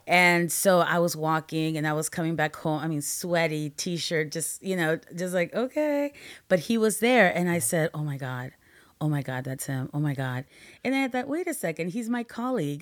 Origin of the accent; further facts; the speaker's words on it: Peru; also born or lived in Guatemala; now in United States; I'm a Latina, I'm an immigrant from Peru, I lived in Peru, Guatemala, and then we came to the States